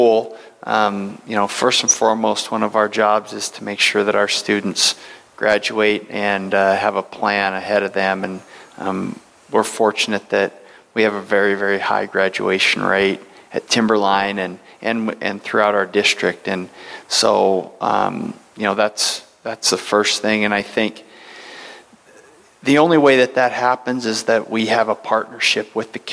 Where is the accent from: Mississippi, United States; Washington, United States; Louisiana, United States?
Washington, United States; Centralia; also born or lived in New York / Los Angeles; I grew up in Centralia, just down the road